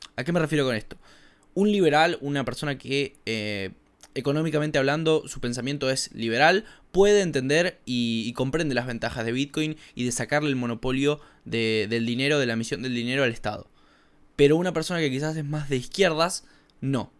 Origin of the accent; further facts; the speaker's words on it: Argentina; a mí como un argentino que reside en Argentina